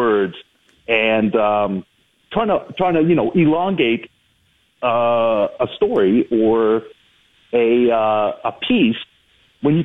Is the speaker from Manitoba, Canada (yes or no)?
no; Brampton, Ontario, Canada; moved away as an adult; now in Toronto, Canada; I grew up in Brampton